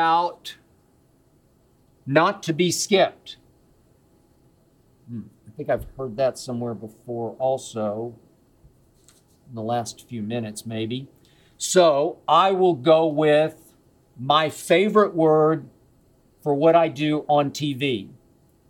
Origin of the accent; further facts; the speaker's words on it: Oklahoma City, Oklahoma, United States; now in Los Angeles, United States; my hometown of Oklahoma City